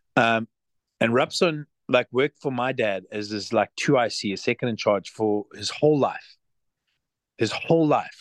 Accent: Zimbabwe; also born or lived in South Africa; now in Los Angeles, United States; I was from Zimbabwe

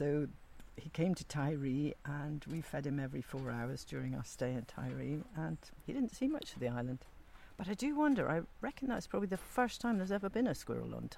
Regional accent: Scotland, United Kingdom; I was brought up in Ardnamurchan, where we culled a lot of deer.

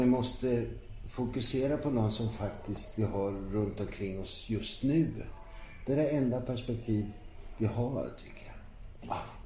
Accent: Ankarsholm, Sweden; i brukssamhället Ankarsholm där jag växte upp

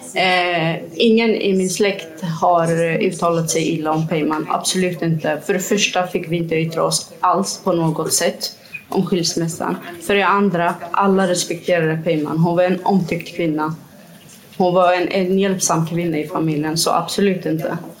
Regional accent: Kirkuk, Kirkuk Governorate, Iraq; now in Gothenburg, Sweden; i Kirkuk? Där vi kommer ifrån

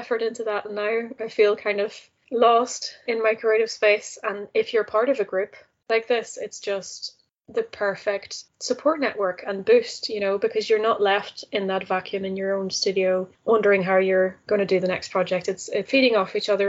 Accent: Netherlands; moved away; I grew up in the Netherlands. I'm Dutch originally

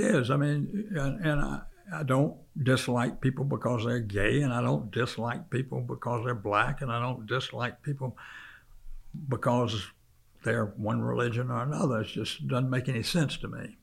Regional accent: South Carolina, United States; now in Charlotte, United States; when I was a child, I grew up in South Carolina

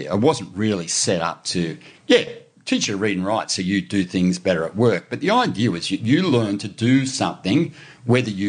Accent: Brisbane, Queensland, Australia; I grew up in Brisbane, man.

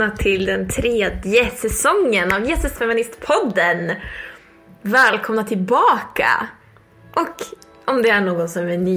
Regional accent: Jämtland, Sweden; now in Uppsala, Sweden; jag kommer från, eh, från Jämtland, bor i Uppsala eh, pluggar eh, ekonomisk historia.

